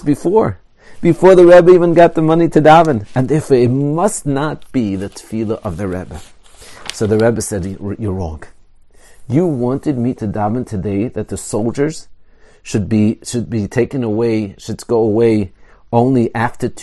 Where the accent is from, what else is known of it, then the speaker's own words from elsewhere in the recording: Israel; I grew up in Eretz Yisrael.